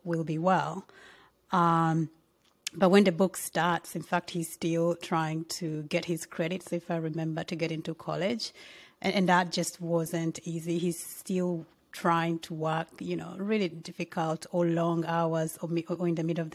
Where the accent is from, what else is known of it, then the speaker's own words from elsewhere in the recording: Uganda; I'm from Uganda, so South Sudan is just our neighboring country